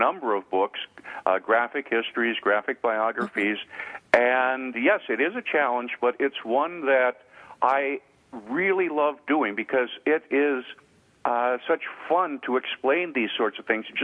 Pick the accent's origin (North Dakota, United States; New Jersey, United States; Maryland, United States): North Dakota, United States; Devils Lake; moved away; When I was in my hometown of Devil's Lake, North Dakota